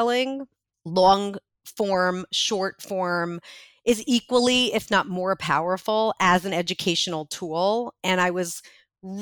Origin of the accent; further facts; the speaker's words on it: New York City, New York, United States; I was born in Brooklyn